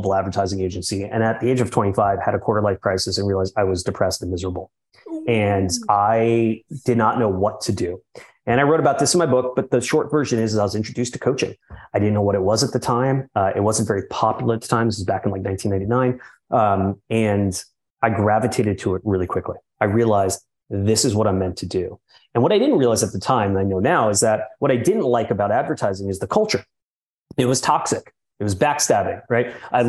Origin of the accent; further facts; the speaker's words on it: New York City, New York, United States; I'm born and raised in New York City, which I'm very much proud of. Spent the first 40 years of my life growing up in Manhattan.